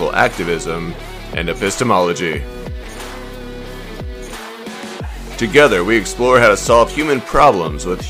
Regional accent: Midwest, United States; I'm from the Midwest, I'm a country boy

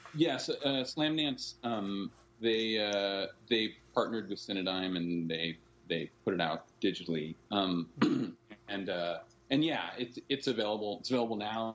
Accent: Northern California, United States; We were growing up in Northern California, both of us

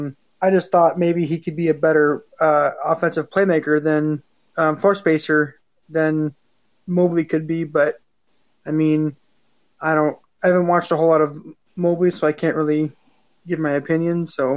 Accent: United States; I'm from the Washington, Idaho area

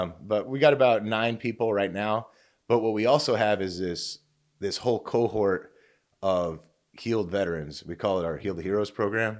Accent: Oregon, United States; also born or lived in Fort Campbell, Kentucky; now in California, United States; I'm actually a West Coaster originally. I'm from Oregon, so we're out here in California

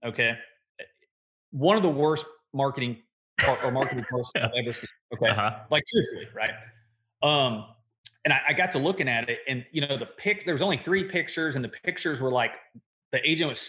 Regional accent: De Soto, Kansas, United States; I actually live in DeSoto, Kansas. I'm 15 minutes from Lawrence, 15 minutes from Overland Park, 15 minutes from Olathe, 15 minutes from Shawnee. So there's a lot of workforce around us. Our hometown, there's nothing around here

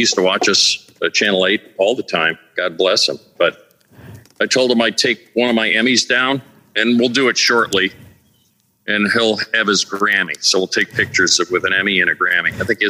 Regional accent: Ohio, United States; moved away as an adult; now in Florida, United States; We're from Ohio.

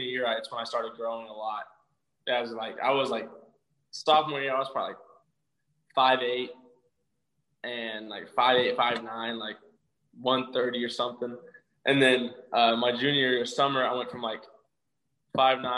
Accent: Spiro, Oklahoma, United States; also born or lived in Broken Arrow, Oklahoma; I'm originally from a place called Spiro, Oklahoma, which is like 3,000 people

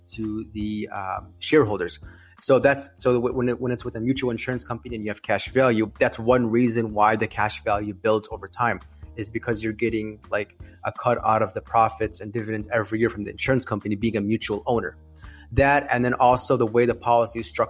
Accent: Chicago, Illinois, United States; I'm from Chicago, Illinois. I'm a financial planner

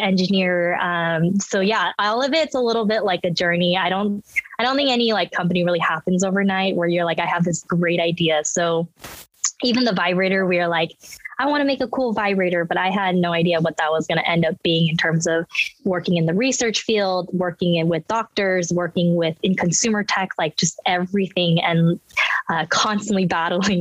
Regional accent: United States; English is a second language; also born or lived in Los Angeles / South Korea; I was born in LA, but when I was a baby, we moved back to Korea and then I lived there till six. So I always say like Korea's my first home. And I like, you know, came back to America not knowing English

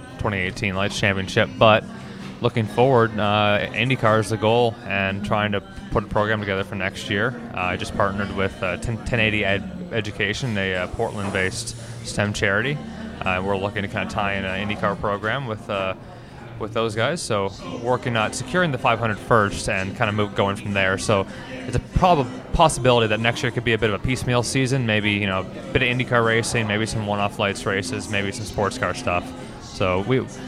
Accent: Toronto, Ontario, Canada; So I'm from Toronto, Ontario.

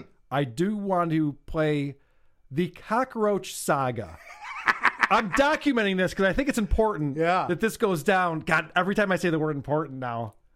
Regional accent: Syracuse, New York, United States; I grew up in Syracuse. I know how to speak English.

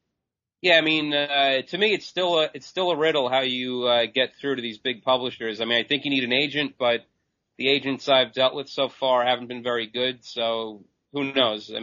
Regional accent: Long Island, New York, United States; I'm from Long Island, New York

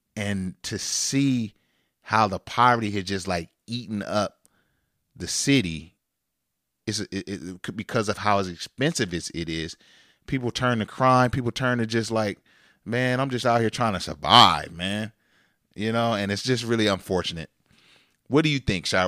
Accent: Sacramento, California, United States; We're from Sacramento.

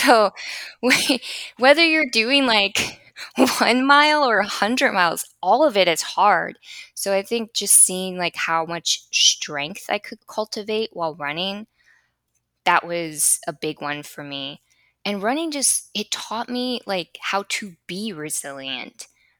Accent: Chicago, Illinois, United States; now in Florida, United States; But I was coming from Chicago, and the life that I had in Chicago was just pure escapism.

